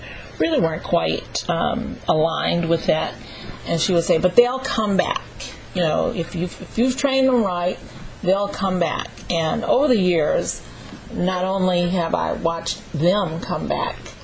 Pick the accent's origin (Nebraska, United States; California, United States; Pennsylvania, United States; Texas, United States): Texas, United States; Dallas; moved away as an adult; also born or lived in New York; I wasn't born there, but I grew up in Dallas and Fort Worth, Texas